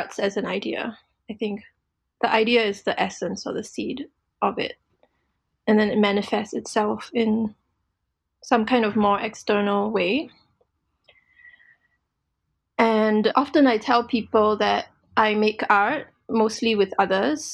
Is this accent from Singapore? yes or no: yes; Singapore; now in Portland, United States; I'm currently in Portland, Oregon, United States of America, although I am from Singapore.